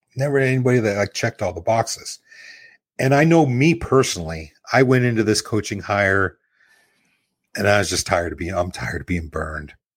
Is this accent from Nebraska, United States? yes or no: yes; Nebraska, United States; I'm born and bred in Nebraska